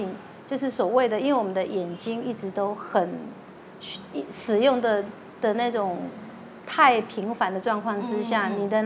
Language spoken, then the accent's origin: Chinese; Tainan, Taiwan; moved away; also born or lived in Taipei; 我是台南人，